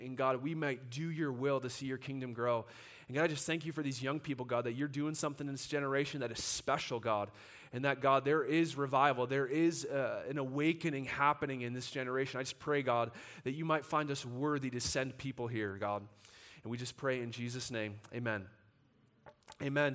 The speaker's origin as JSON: {"language": "English", "country": "United States", "said": "we as American Christians"}